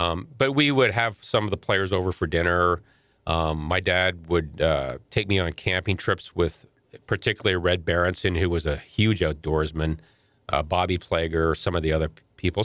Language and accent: English; St. Louis, Missouri, United States; born or raised there; also born or lived in Ottawa, Canada